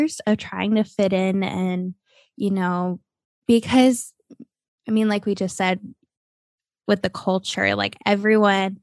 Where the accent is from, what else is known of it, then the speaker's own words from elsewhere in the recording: Ohio, United States; also born or lived in Texas; now in Florida, United States; I grew up in Ohio